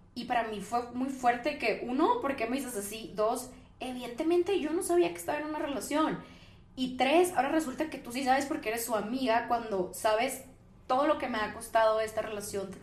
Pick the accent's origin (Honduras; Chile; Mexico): Mexico; Ensenada, Baja California; moved away; yo soy de Ensenada, que es una ciudad muy chiquita al norte del país